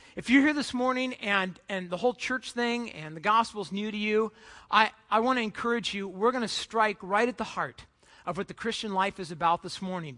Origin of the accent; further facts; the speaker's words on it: Southern California, United States; I grew up in Southern California, just about you know 20 minutes from uh, the beach